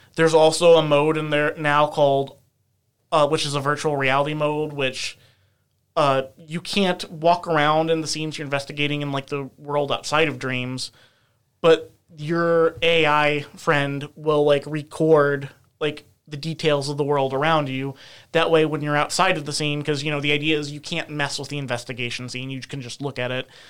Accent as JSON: {"language": "English", "country": "United States", "said": "as an American"}